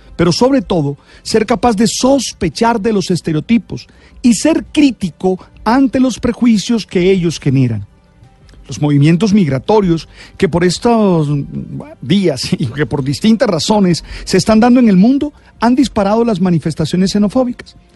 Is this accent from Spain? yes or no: no; Colombia; no todos los colombianos somos narcotraficantes